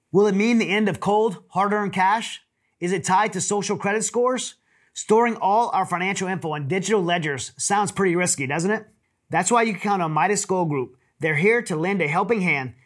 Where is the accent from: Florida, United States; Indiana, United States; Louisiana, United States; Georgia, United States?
Louisiana, United States; now in Houston, United States; we're both from Louisiana